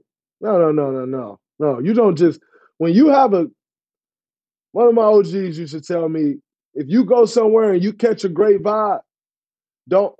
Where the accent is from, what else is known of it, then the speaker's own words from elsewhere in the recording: Saginaw, Michigan, United States; moved away as an adult; also born or lived in East Lansing, Michigan; now in Bay Area, United States; Growing up in Saginaw for 18 years, 4 years at Michigan State. Went straight to the Bay Area.